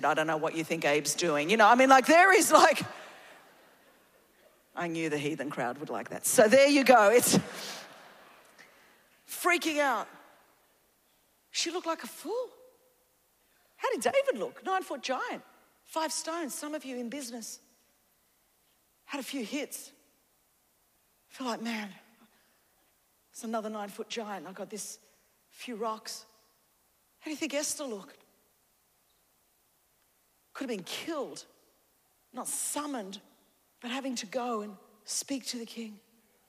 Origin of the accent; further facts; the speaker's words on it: Australia; we grew up in Australia, my home, our nation